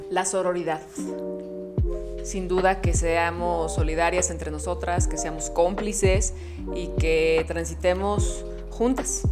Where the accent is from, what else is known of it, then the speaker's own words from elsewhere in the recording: Mexico; En México. Nunca cambiaría mi tierra.